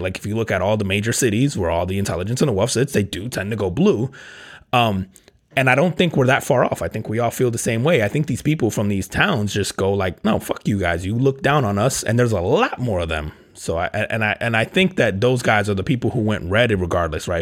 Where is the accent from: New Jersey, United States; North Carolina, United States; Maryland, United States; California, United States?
New Jersey, United States; I grew up, I grew up in Jersey